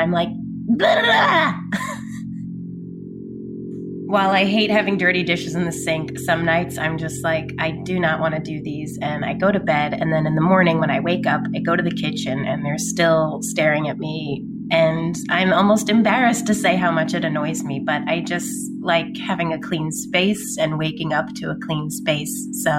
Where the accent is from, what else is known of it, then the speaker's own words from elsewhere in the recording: New York, United States; now in Queens, United States; I live in Queens, New York. I'm originally from Long Island, New York.